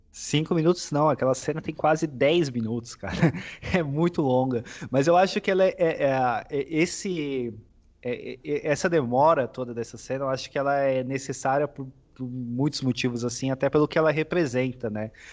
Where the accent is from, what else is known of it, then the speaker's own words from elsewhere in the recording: São Paulo, Brazil; eu sou de São Paulo, né, não, não sei quem sabe, mas eu sou de São Paulo